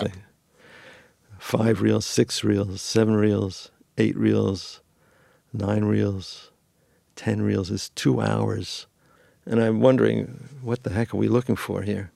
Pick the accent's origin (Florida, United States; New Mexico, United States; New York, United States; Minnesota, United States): New York, United States; moved away as an adult; now in Los Angeles, United States; I had moved to L A in nineteen eighty-three from New York. I'm originally from New York.